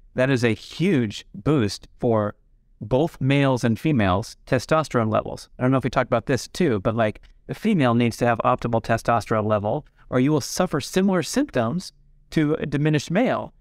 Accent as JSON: {"language": "English", "town": "Los Angeles", "region": "California", "country": "United States", "tie": "born or raised there", "said": "growing up in the San Fernando Valley in the eighties"}